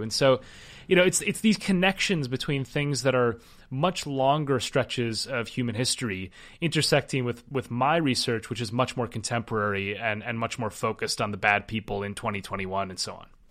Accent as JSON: {"language": "English", "town": "Minneapolis", "region": "Minnesota", "country": "United States", "tie": "born or raised there", "said": "I grew up skiing. I'm, I'm from Minnesota. I grew, I started skiing when I was three, and my high school sport was downhill ski racing."}